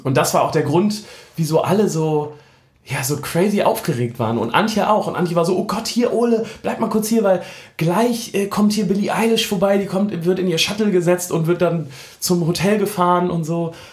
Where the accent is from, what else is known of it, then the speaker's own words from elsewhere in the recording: Hamburg, Germany; als Hamburger